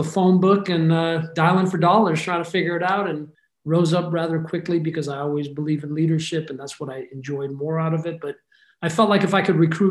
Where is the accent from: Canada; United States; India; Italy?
United States; Bay Area, California; KMEL, which was a station I grew up listening to in the Bay Area